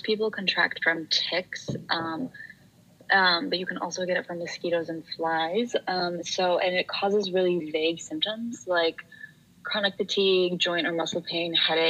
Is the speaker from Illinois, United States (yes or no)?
yes; a suburb of Chicago, Illinois, United States; I grew up in a suburb of Chicago